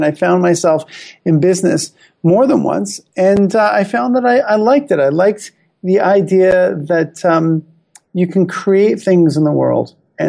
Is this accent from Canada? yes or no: yes; Canada; I'm happily married and, I am a Canadian. I love being Canadian.